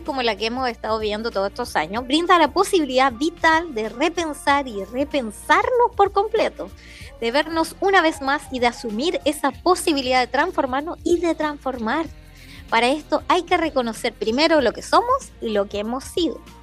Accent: Chile; now in Villa Alemana, Chile; Yo no soy de Valpo ni de Viña, soy del interior

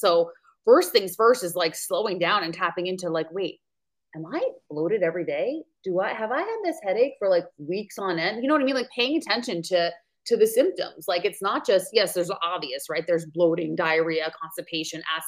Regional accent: New York, United States; accent: New York; now in Maui, United States; So I'm originally from New York. You'll probably hear the accent come out. I now reside in Maui, Hawaii.

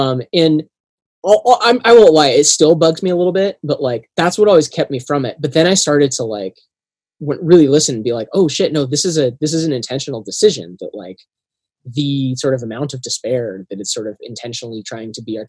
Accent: Cascadia, Pacific Northwest, United States; I'm also from Cascadia and from the region.

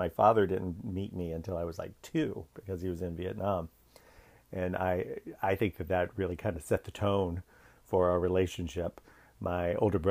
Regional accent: Danville, Virginia, United States; I grew up in the South. I was born in a small town called Danville, Virginia

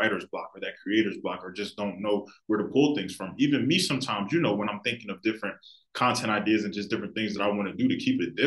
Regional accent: Philadelphia, Pennsylvania, United States; I love my city to death, and I'm sure a lot of people really born and raised in Philly will tell you that you love the city, you grow up in the city, you feel like, I feel like us Philadelphians

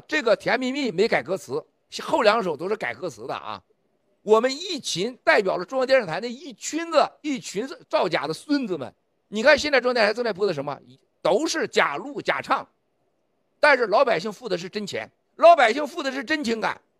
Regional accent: China; 我们中国人每个人都要懂一个道理

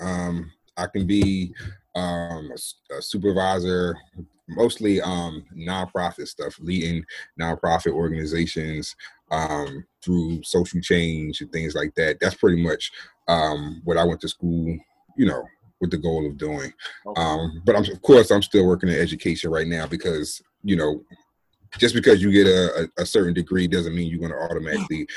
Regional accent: New Jersey, United States; I'm originally from Jersey, born and raised

